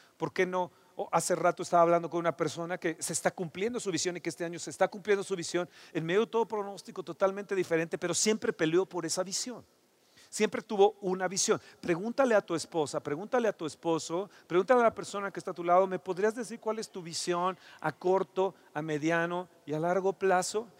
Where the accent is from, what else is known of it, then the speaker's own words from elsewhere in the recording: Mexico; como mexicanos